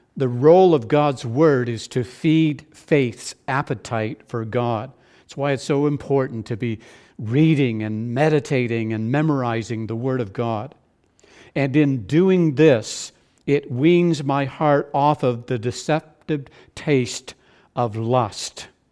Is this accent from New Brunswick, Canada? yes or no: yes; New Brunswick, Canada; growing up in New Brunswick, at the end of potato harvest